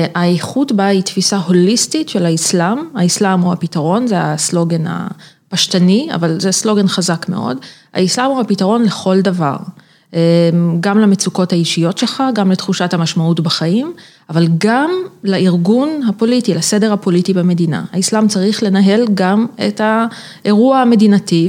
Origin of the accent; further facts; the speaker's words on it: Israel; accent: Israeli; יש לי מבטא ישראלי אה, מגעיל